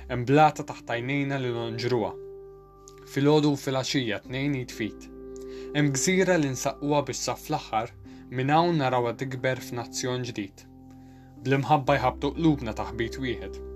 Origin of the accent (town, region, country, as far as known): Malta